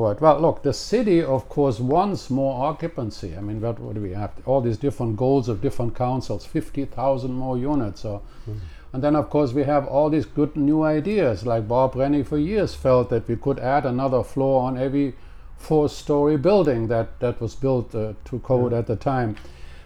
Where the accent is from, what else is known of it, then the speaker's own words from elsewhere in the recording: Cologne, North Rhine-Westphalia, Germany; English is a second language; moved away as an adult; now in Canada; in my hometown of Cologne in Germany